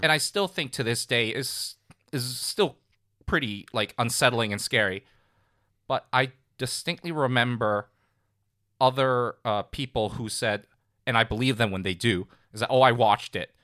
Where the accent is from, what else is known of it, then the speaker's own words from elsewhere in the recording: Hong Kong; growing up in Hong Kong